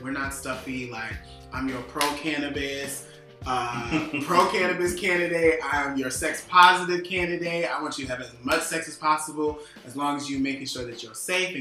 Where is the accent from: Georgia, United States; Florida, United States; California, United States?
Georgia, United States; Atlanta; also born or lived in Washington, D.C.; I grew up on the East Side, Zone 6. grew up on the East Side, product of DeKalb County Schools